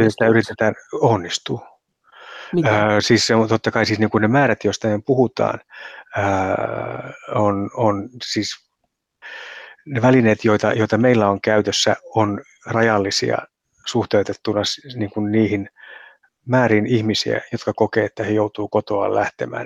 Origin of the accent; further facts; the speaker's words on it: Finland; Meihin suomalaisiin